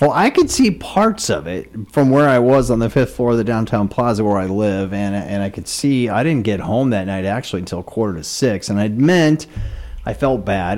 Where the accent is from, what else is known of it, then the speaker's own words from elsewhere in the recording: Spencer, Iowa, United States; now in Red Wing, United States; my hometown of Spencer, Iowa